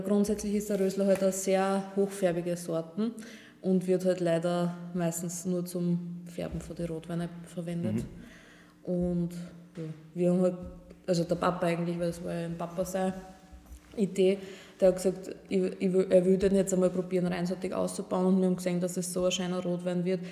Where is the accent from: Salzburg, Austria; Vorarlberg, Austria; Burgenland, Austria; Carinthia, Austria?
Burgenland, Austria; bei uns im Burgenland